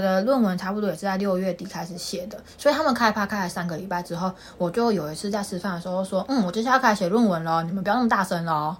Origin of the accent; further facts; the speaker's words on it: Taiwan; moved away as an adult; now in United Kingdom; 因为我是台湾人， 我从台湾直飞，中间没有停留